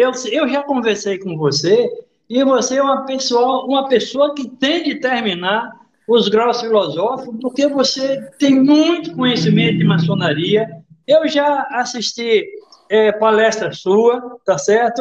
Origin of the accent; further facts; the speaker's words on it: Bahia, Brazil; como bom baiano e do interior